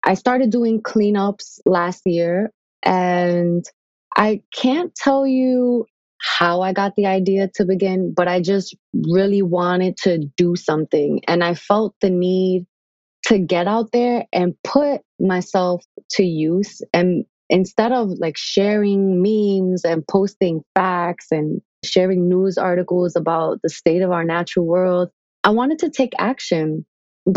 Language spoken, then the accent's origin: English; New York City, New York, United States; I'm from the Bronx